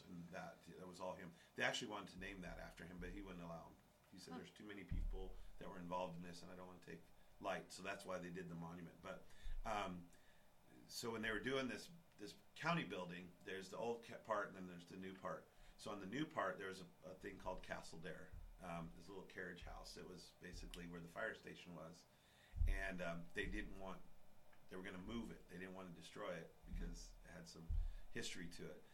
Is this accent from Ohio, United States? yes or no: no; Cheyenne, Wyoming, United States; I was born and raised here